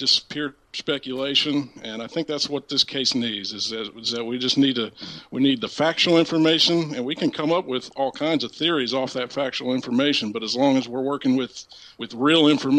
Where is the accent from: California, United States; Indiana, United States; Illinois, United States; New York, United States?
Illinois, United States; Southern; I live in Centralia, Illinois. I'm from Southern Illinois.